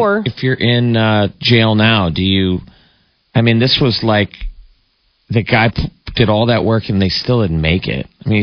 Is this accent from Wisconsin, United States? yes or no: no; Nebraska, United States; we're from Nebraska.